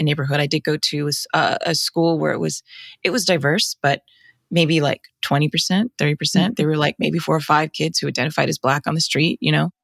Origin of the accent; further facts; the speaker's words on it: Arizona, United States; moved away; also born or lived in Chicago; from Arizona, me, my brother, my sister